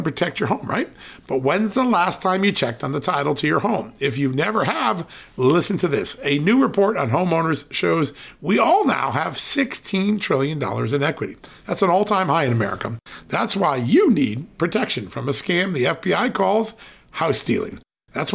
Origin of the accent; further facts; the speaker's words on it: Connecticut, United States; now in Virginia, United States; the state I grew up in, Connecticut